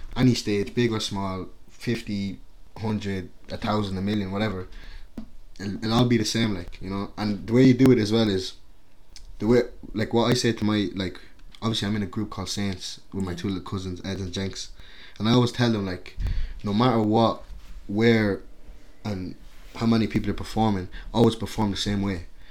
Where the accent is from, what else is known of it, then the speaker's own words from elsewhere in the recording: Carlow, County Carlow, Ireland; also born or lived in Angola; I, I grew up in Carlow, obviously. That's just like small town Ireland